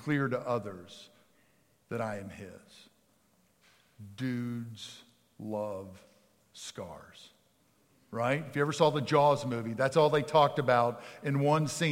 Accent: outside of Philadelphia, Pennsylvania, United States; moved away; I grew up outside of Philadelphia, Pennsylvania.

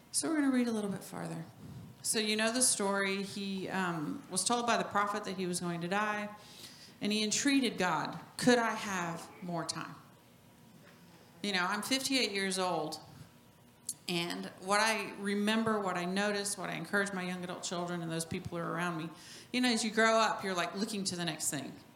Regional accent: New Mexico, United States; moved away; also born or lived in Norway; I was born in New Mexico

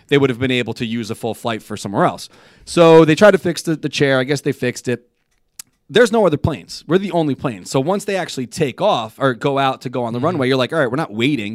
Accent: New York, United States; I'm a New Yorker through and through. I love where I live

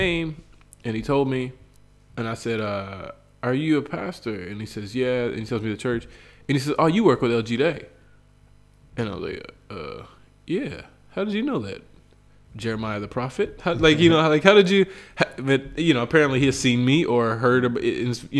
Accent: West Virginia, United States; moved away as an adult; now in Bolivia; my whole life, I grew up in West Virginia.

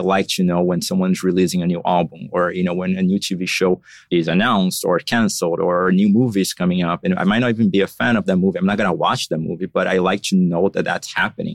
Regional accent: São Paulo, Brazil; moved away as an adult; now in Miami, United States; I was born and raised in São Paulo. So I lived there until six years ago. That's when I moved to Miami

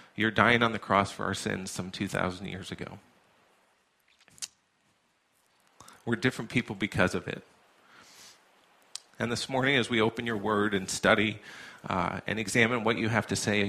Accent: New York, United States; moved away as an adult; now in New Hampshire, United States; I'm from New York originally

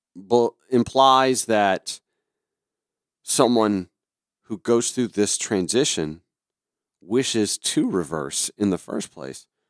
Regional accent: Augusta, Georgia, United States; now in Atlanta, United States; back in my hometown of Augusta

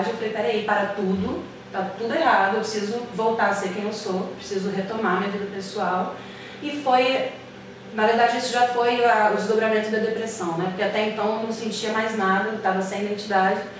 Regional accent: Belo Horizonte, Minas Gerais, Brazil; now in Rio de Janeiro, Brazil; e eu vim de BH para o Rio de Janeiro, minhas amigas todas ficaram lá, minha história toda ficou lá.

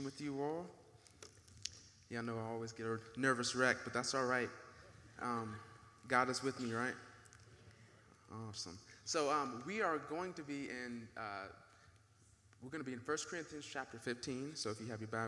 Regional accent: Marietta, Georgia, United States; we grew up in Marietta.

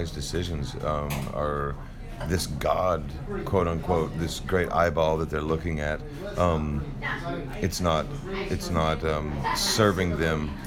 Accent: Texas, United States; being from Texas

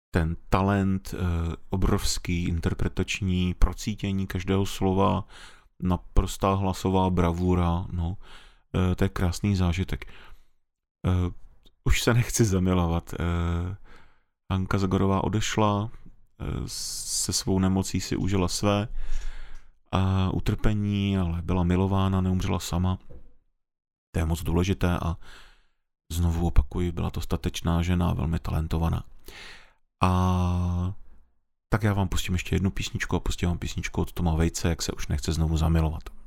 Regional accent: Czechia; jsme Češi

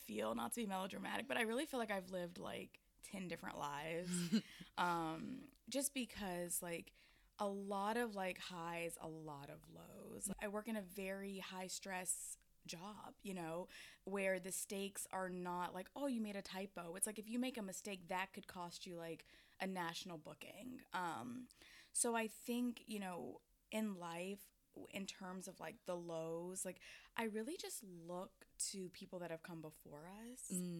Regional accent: Atlanta, Georgia, United States; yeah, I am from Atlanta.

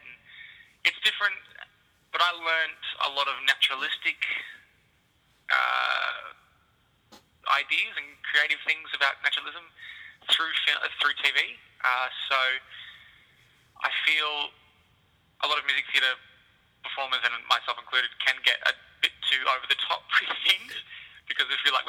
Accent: Melbourne, Victoria, Australia; I'm from Melbourne originally

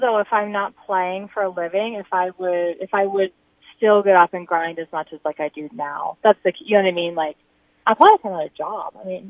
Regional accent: Clark, South Dakota, United States; I think most people are always so surprised when they hear I'm from South Dakota.

